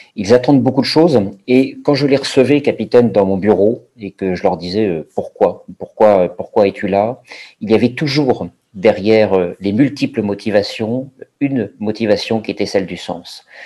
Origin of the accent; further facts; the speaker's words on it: Paris, Île-de-France, France; je suis euh, parisien, j'ai grandi à, grandi à Paris